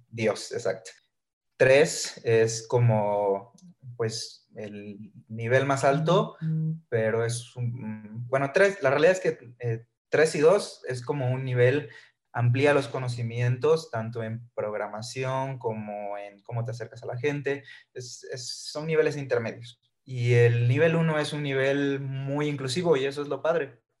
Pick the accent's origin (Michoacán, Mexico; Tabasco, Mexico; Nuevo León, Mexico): Tabasco, Mexico; Villahermosa; moved away as an adult; now in Mexico City, Mexico; soy originario de Villahermosa, Tabasco. A los 18 años decido moverme a la Ciudad de México